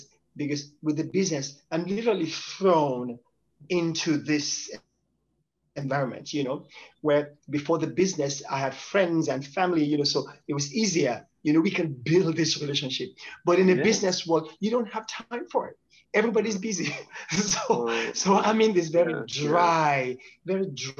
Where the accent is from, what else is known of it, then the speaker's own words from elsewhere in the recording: Nigeria; now in United States; I come from Nigeria, West Africa, and to be in the United States, now in the West